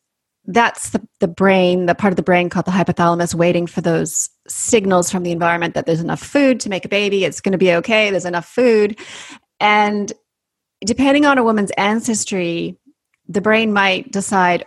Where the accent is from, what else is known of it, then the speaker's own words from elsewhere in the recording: Canada; accent: Canadian; moved away as an adult; also born or lived in Sydney, Australia; now in New Zealand; I went on to train as a naturopathic doctor in Canada, hence my Canadian accent